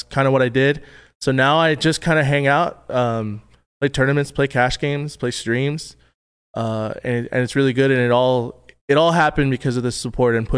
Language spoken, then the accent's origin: English; Texas, United States; I grew up in Texas